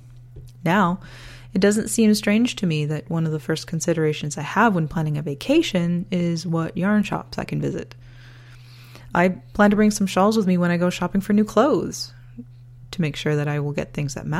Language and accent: English; Canada; also born or lived in northern Alberta, Canada; I'm Canadian.